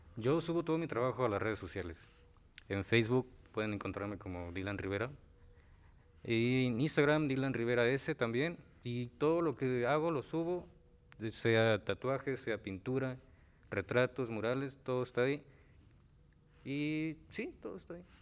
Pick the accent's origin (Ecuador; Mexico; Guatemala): Mexico; Xalostoc, Morelos; soy originario de Jalostoc, de Jalostoc, Ayala